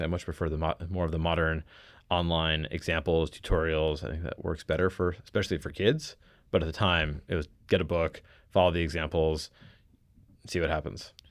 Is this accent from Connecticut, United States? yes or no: yes; Connecticut, United States; also born or lived in New York; I grew up in mostly Connecticut, a little bit of stints in New York, uh, largely Connecticut